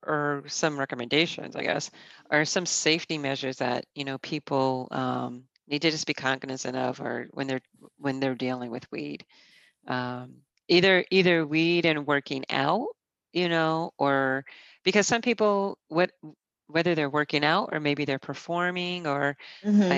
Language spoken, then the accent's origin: English; Boston, Massachusetts, United States; now in New York, United States; I grew up mostly in Boston